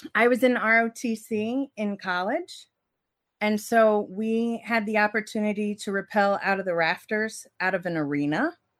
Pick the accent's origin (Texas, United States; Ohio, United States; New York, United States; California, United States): Ohio, United States; Cincinnati; I grew up in Cincinnati.